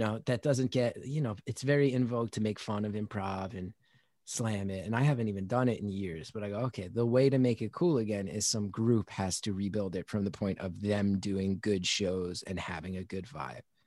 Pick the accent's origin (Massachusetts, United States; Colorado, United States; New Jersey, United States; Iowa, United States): New Jersey, United States; I'm from New Jersey